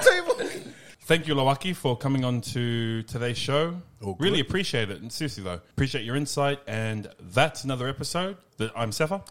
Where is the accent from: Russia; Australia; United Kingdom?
Australia; also born or lived in New Zealand / United States; I was born in New Zealand, raised here in Australia. I have no connection and can barely speak Tongan.